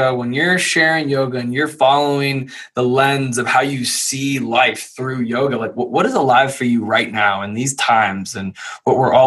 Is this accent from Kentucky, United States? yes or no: yes; Louisville, Kentucky, United States; moved away as an adult; I grew up in Louisville, Kentucky.